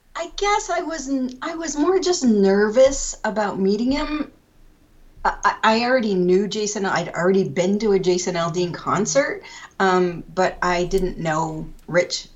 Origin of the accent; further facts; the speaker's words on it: Pennsylvania, United States; moved away as an adult; also born or lived in Georgia / Maryland; now in New Jersey, United States; I grew up in Pennsylvania